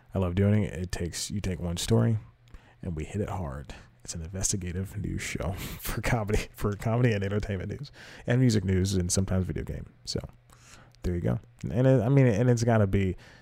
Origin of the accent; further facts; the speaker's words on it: the South, United States; the Southern gentleman